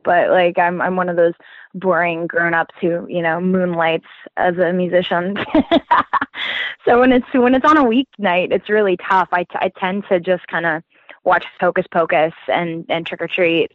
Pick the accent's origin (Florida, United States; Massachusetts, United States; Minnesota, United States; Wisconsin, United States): Florida, United States; moved away; I'm originally from Florida